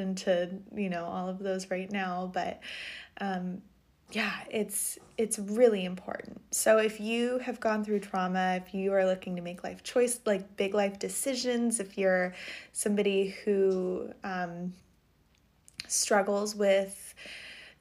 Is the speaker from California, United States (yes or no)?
yes; Montecito, California, United States; moved away as an adult; now in Maine, United States; And Montecito is a town in Santa Barbara County. And I went to middle school in that town and grew up right next to it.